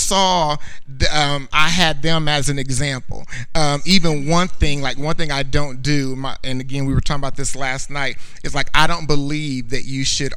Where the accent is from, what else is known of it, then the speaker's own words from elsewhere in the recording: Indiana, United States; moved away as an adult; I was born in Indiana